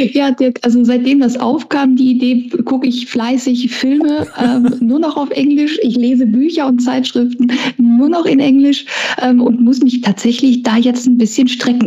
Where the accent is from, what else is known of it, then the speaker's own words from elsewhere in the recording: Essen, North Rhine-Westphalia, Germany; ein Kind des Ruhrgebiets, ich bin ja in Essen geboren und aufgewachsen